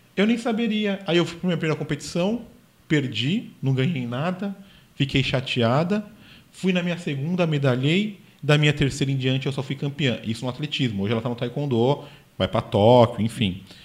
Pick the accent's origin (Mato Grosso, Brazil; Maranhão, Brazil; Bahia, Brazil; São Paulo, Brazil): São Paulo, Brazil; eu sou paulistano